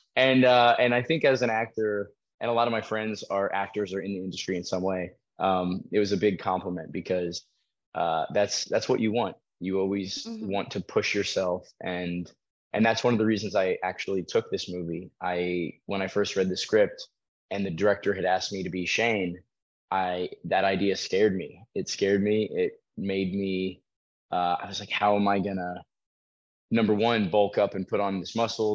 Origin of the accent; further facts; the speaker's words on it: Colorado, United States; also born or lived in Florida; I grew up in Colorado